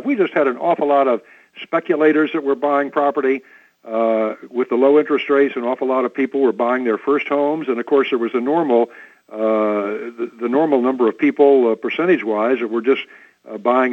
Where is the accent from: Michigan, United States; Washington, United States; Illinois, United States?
Illinois, United States; Jacksonville; also born or lived in Olney, Illinois; I grew up in Jacksonville